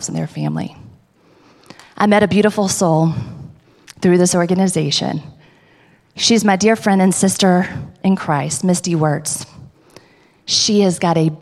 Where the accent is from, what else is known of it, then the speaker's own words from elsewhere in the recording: South Georgia, United States; I grew up in South Georgia